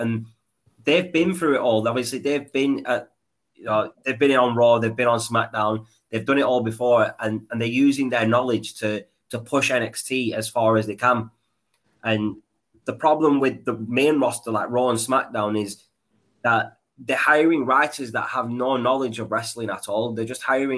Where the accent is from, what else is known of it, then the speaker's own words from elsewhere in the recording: Pakistan; me being Pakistani